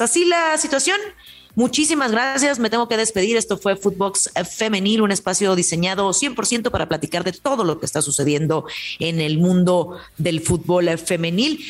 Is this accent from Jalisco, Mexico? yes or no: yes; Tepatitlán de Morelos, Jalisco, Mexico; en mi tierra, en Tepatitlán de Morelos, Jalisco